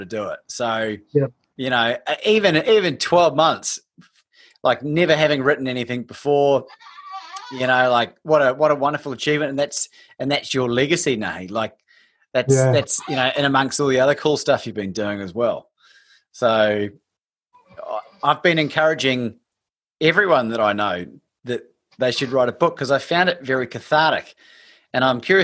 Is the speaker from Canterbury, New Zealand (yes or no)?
yes; Christchurch, Canterbury, New Zealand; I grew up in Christchurch